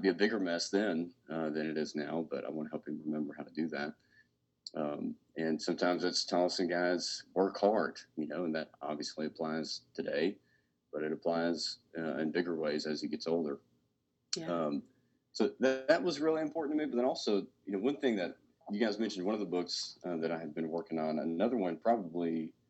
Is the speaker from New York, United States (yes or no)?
no; Arkansas, United States; moved away as an adult; also born or lived in Cookeville, Tennessee / Knoxville, Tennessee / Charlotte, North Carolina; now in Memphis, United States; I grew up in Arkansas